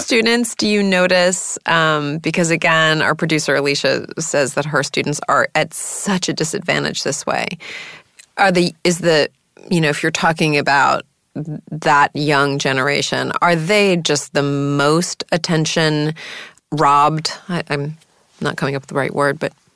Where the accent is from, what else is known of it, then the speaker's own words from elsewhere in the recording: New York City, New York, United States; when I was a little girl growing up in New York City